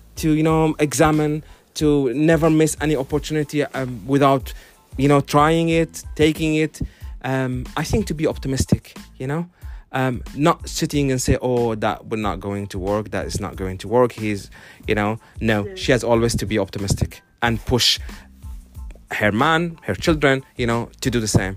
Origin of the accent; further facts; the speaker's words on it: Finland; now in London, United Kingdom; I'm a Finnish citizen. I'm from Finland. My country is run by a government of ladies